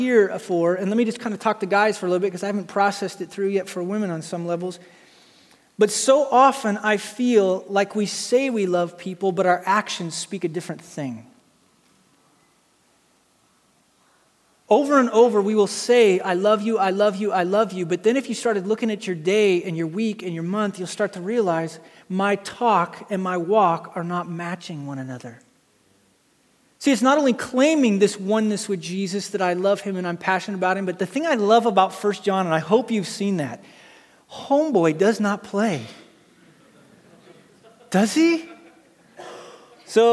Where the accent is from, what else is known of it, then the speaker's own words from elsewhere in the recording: United States; I grew up in Wyoming, Montana